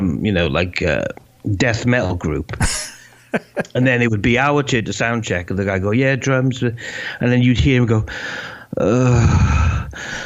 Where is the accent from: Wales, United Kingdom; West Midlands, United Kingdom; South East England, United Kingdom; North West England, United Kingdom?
Wales, United Kingdom; moved away as an adult; also born or lived in London